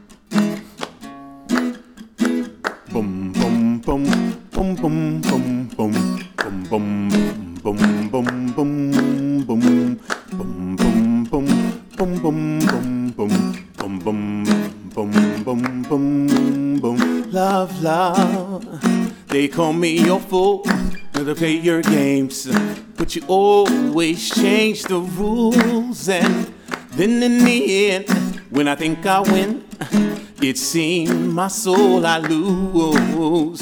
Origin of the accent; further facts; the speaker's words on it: Charleston, South Carolina, United States; moved away; I'm from Charleston, South Carolina.